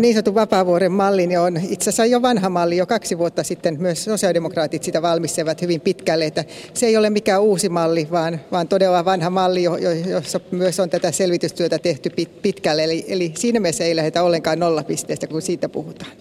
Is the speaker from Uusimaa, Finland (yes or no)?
no; Pirkanmaa, Finland; Minä tulen itse Pirkanmaalta